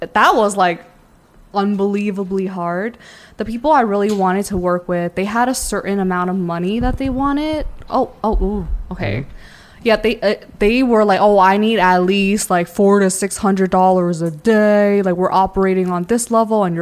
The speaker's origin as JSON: {"language": "English", "town": "New York City", "region": "New York", "country": "United States", "said": "I come from New York"}